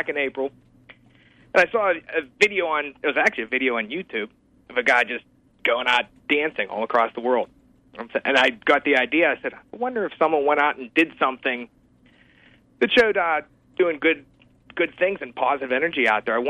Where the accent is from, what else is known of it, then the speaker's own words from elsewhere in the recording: Pittsburgh, Pennsylvania, United States; I was from Pittsburgh